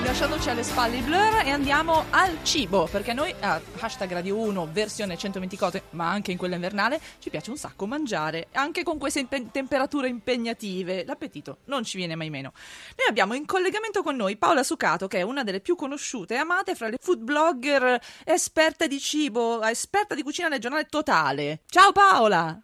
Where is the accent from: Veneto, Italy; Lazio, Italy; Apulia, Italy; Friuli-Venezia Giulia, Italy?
Friuli-Venezia Giulia, Italy; da dove vengo io in Friuli